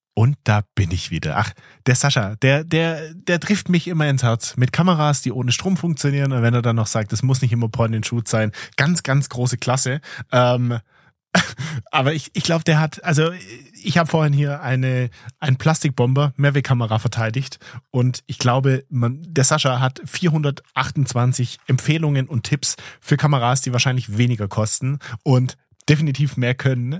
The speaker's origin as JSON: {"language": "German", "country": "Germany", "said": "hier bei uns in Deutschland"}